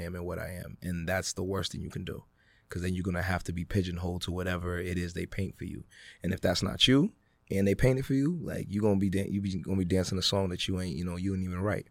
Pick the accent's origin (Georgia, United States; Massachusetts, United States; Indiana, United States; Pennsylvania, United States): Massachusetts, United States; Worcester; also born or lived in Ghana / Greensboro, North Carolina; growing up in Worcester, I got to really grow up very Ghanaian